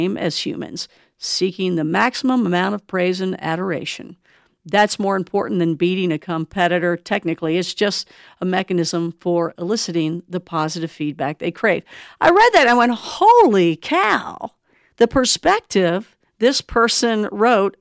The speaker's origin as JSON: {"language": "English", "region": "Kentucky", "country": "United States", "moved": "yes", "said": "I'm originally from Kentucky"}